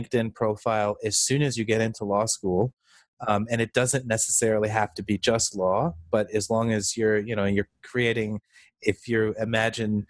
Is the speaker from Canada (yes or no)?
yes; Canada; I am Canadian